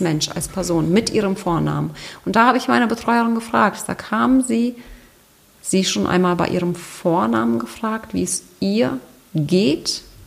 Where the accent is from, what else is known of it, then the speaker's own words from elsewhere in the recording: Germany; bei uns in Deutschland